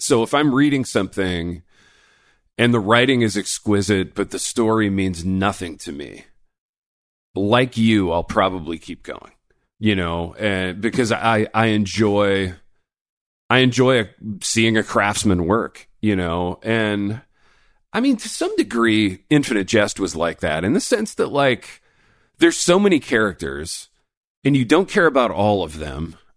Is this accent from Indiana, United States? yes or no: yes; Indiana, United States; moved away; I grew up in Indiana